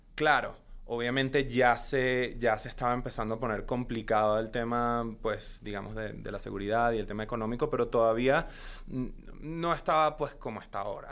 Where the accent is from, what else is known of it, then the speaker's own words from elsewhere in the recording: Caracas, Capital District, Venezuela; first language Spanish; moved away as an adult; now in Los Angeles, United States; yo nací en Caracas, Venezuela hace ya muchos años. Eh, y eh, pues crecí en, Caracas, eh, viví en, Venezuela hasta los 19 años que me mudé a Estados Unidos